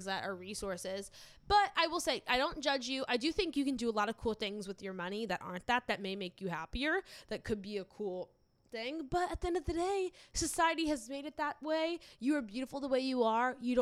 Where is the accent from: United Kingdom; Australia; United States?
United States; the South; I grew up in the South